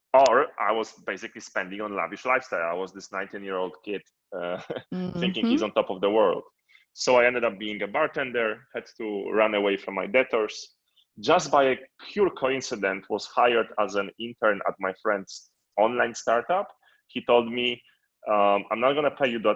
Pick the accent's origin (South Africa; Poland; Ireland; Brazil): Poland; moved away; born and raised in Poland